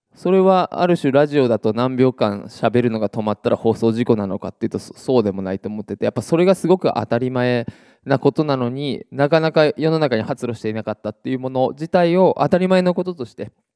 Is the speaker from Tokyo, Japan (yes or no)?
no; Iwate, Japan; 岩手の地元